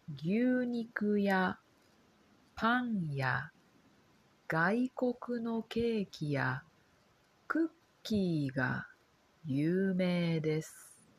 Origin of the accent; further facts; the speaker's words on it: Kobe, Hyogo, Japan; also born or lived in Osaka / Hanoi, Vietnam; 私は兵庫県の神戸市出身です。